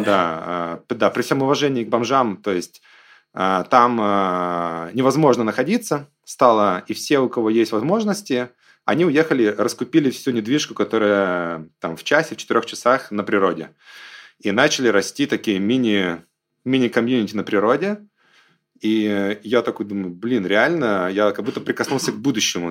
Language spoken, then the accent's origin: Russian; Belarus; also born or lived in San Francisco, United States; now in Sochi, Russia; я там сам белорус